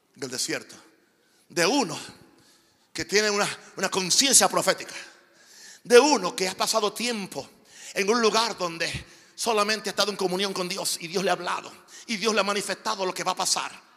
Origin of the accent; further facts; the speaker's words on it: Naguabo, Puerto Rico; moved away; also born or lived in Panama; un pueblo en el este de Puerto Rico donde, donde yo nací